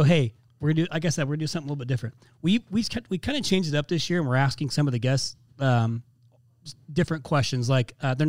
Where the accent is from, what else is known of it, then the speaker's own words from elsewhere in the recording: Indiana, United States; moved away; my home state of Indiana